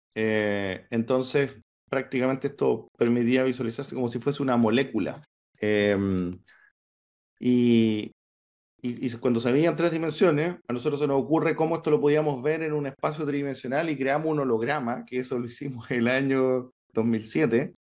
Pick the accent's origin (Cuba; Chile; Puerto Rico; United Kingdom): Chile; San Pablo, Los Lagos; moved away; yo soy del sur de Chile, un pueblito que se llama San Pablo, está cerca de Osorno.